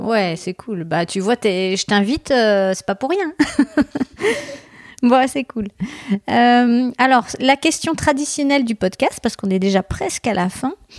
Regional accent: Bordeaux, Nouvelle-Aquitaine, France; je suis de Bordeaux

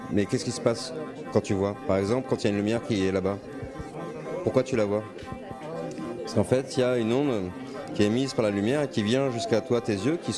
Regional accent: Paris, Île-de-France, France; De Barbès.

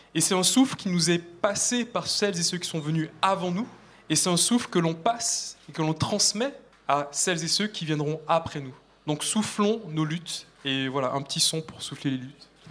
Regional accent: Martinique; moved away; j'ai grandi en Martinique

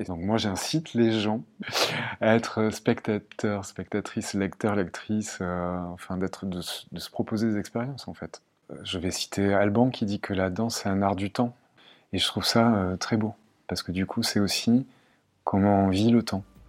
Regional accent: Marseille, Provence-Alpes-Côte d'Azur, France; now in Caen, France; je viens du sud de la France. Euh, j'ai grandi entre euh, Marseille et Aix-en-Provence

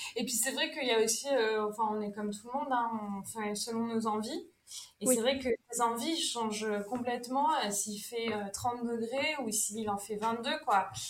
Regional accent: Brittany, France; en tant que bonne bretonne

